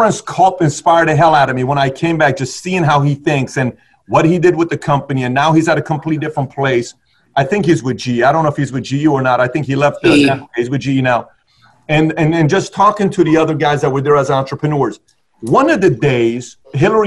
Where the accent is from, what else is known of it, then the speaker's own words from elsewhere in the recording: Iran; moved away; I grew up in Iran